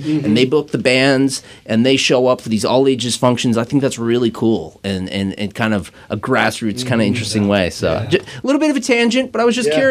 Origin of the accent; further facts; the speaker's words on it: Kent, Washington, United States; When I was growing up in Kent, there was no music scene.